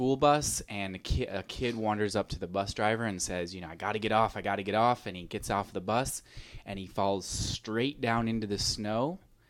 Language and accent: English; Salt Lake City, Utah, United States; Well, I grew up in Salt Lake City, Utah